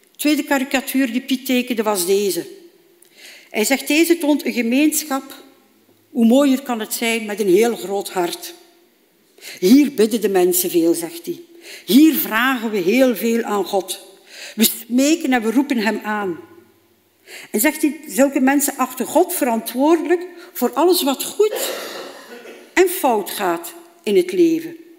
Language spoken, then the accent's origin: Dutch; Bruges, Flanders, Belgium; heb ik een eh, opleiding gevolgd bij ons in Brugge